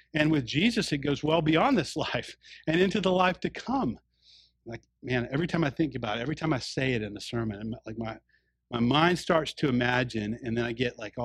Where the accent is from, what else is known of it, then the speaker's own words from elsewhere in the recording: the South, United States; when I was growing up in the South